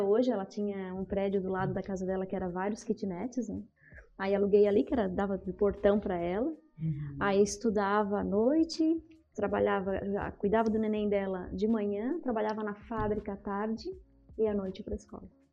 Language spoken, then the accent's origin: Portuguese; Sítio Novo, Santa Catarina, Brazil; also born or lived in Criciúma, Santa Catarina; Eu morava em Criciúma, nasci em Criciúma. Né? Hum. Aí aos cinco ali para seis anos fomos para o sítio